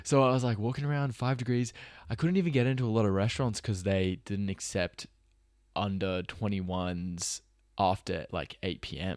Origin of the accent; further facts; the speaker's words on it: Sydney, New South Wales, Australia; also born or lived in Los Angeles; I'm Australian